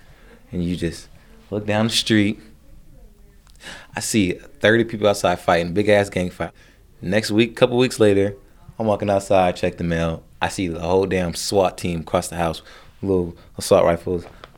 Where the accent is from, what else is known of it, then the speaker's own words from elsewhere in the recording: California, United States; I can't pick a particular place where I'm from because I moved around some places, so I just say I'm from the Bay Area.